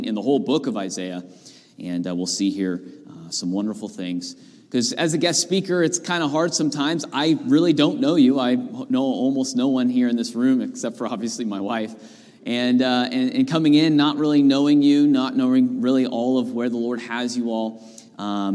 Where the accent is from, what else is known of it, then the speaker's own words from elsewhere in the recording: Northern California, United States; moved away as an adult; now in Pennsylvania, United States; grew up there in Northern California